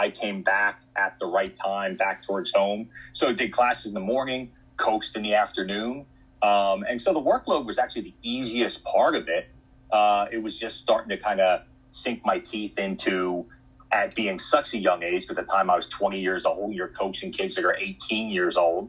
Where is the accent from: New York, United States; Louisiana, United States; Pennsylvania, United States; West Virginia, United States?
Pennsylvania, United States; West Chester; also born or lived in Oklahoma / Texas / Virginia / Shippensburg, Pennsylvania; I'm from Philadelphia area originally, was born and lived most of my life in like Westchester, Pennsylvania, so southeastern part of the state